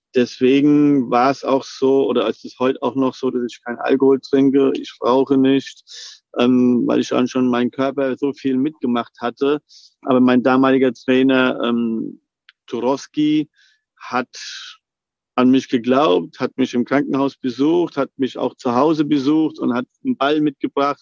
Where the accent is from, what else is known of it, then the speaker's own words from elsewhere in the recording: Frankfurt, Hesse, Germany; Als Frankfurter Bub